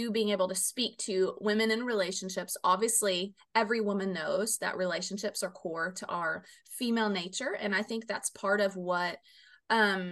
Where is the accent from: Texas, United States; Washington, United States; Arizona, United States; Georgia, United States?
Arizona, United States; Phoenix; moved away; I'm originally from Phoenix